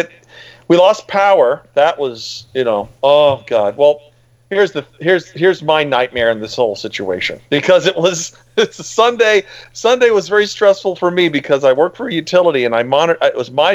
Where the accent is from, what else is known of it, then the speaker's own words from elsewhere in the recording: Miami, Florida, United States; moved away; My parents still have a house that the house that I grew up in down in Miami